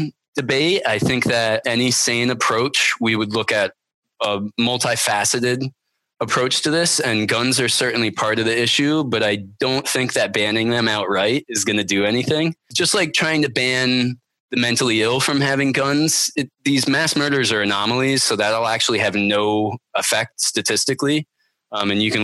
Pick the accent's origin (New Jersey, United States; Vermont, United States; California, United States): Vermont, United States; I grew up pretty poor in Vermont